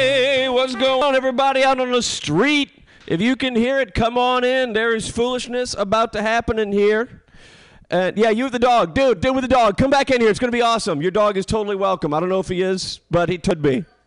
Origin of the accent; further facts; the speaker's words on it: St. Louis, Missouri, United States; I'm from St. Louis.